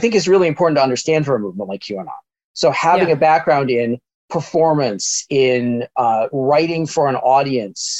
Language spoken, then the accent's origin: English; Chicago suburbs, Illinois, United States; I grew up in the Chicago suburbs